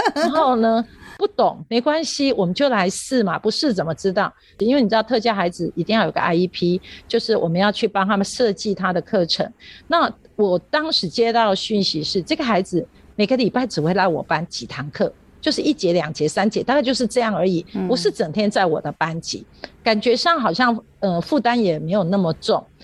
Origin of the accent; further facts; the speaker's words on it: Yunlin County, Taiwan; also born or lived in Chiayi City, Taiwan; 我住云林，我一直在嘉义上班